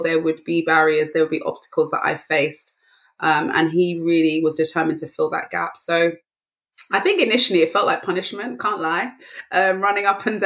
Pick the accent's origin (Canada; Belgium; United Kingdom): United Kingdom; London; I grew up in Northwest London, the borough of Brent, and I'm back here now